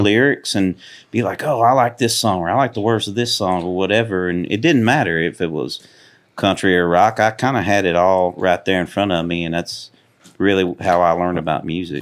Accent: Cunningham, Tennessee, United States; also born or lived in Houston, Texas; I was born in Houston, Texas, and, um, I, I really grew up in a place called Cunningham, about, probably about an hour from here.

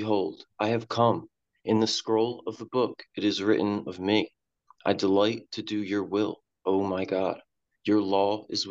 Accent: Salem, New Jersey, United States; moved away; also born or lived in Alaska; I was born in Salem, New Jersey. It's like 15 minutes from Philadelphia

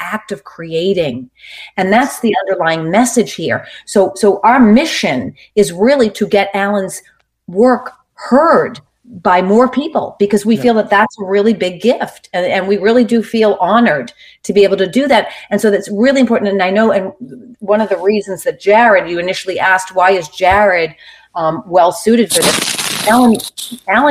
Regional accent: Boston, Massachusetts, United States; I come from Boston where my family's like really into sports

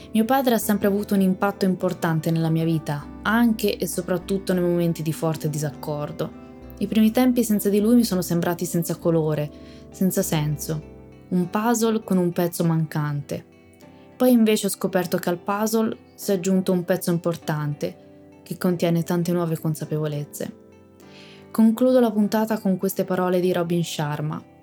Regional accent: Tuscany, Italy; sono toscana

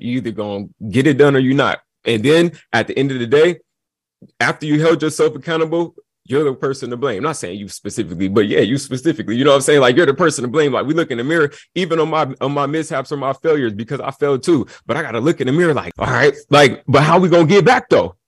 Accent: Long Beach, California, United States; moved away; also born or lived in Atlanta, Georgia; So I grew up in Long Beach

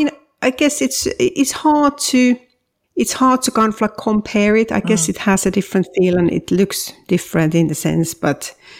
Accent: Finland; English is a second language; moved away as an adult; also born or lived in New York / Brussels; now in Bath, United Kingdom; I'm originally from Finland, where I grew up, and I have lived most of my adult life in abroad. I lived in New York and Brussels, and now I've been in England for a very long time. I mean, it's hard to believe from my very thick accent, but yes, I have been living in English-speaking

